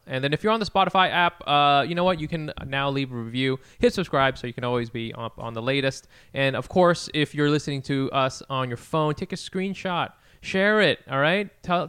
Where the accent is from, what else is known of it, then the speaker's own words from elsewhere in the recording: United States; I don't speak Vietnamese because I'm an American.